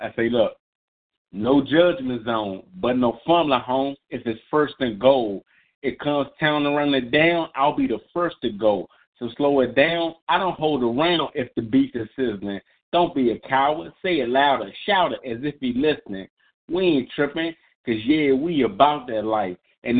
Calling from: Maryland, United States; this is your boy … from Unscripted, and I'm calling from Maryland.

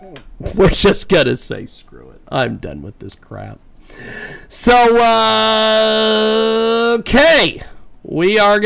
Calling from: Kansas, United States; We are calling from Kansas.

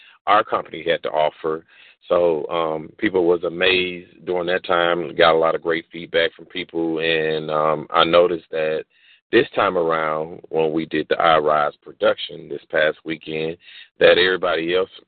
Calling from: Jonesboro, Georgia, United States; I'm calling in from Jonesboro, Georgia

